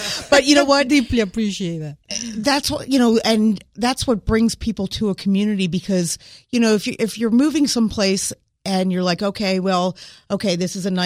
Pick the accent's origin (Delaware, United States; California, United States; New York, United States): Delaware, United States; moved away as an adult; also born or lived in Quaker Hill, Wilmington; I grew up in Delaware, moved away for many years, and when I moved back, I wanted mm-hmm. to move into the city.